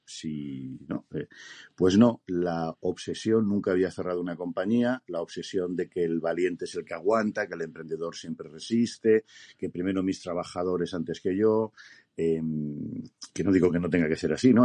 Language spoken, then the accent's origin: Spanish; Spain; Me considero español de pura cepa